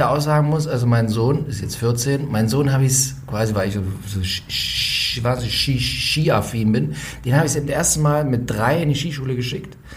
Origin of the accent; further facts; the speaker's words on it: Saxony, Germany; ich komme aus dem Erzgebirgsvorland. Das heißt, früher in den äh, frühen 80ern, als ich Kind war, da lag da auch noch relativ viel Schnee.